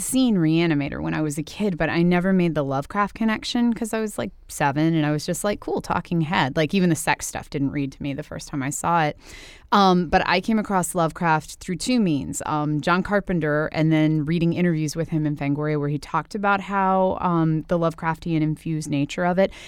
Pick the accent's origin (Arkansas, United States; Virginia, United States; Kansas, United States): Virginia, United States; Winchester; came from my hometown